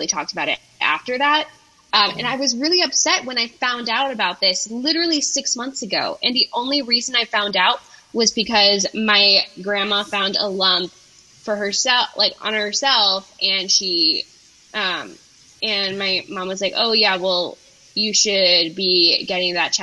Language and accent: English; Maryland, United States; I'm from Maryland